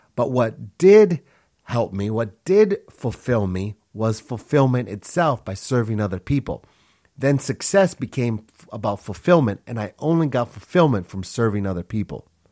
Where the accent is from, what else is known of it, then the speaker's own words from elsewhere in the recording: Minneapolis, Minnesota, United States; also born or lived in Honduras; when I was six years old, my family moved to Minneapolis, Minnesota, and that's where I grew up.